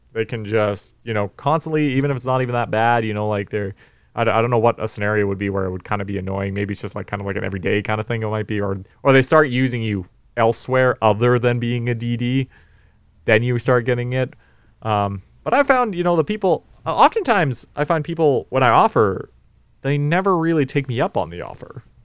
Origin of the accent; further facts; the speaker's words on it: North Vancouver, British Columbia, Canada; I'm from North Van.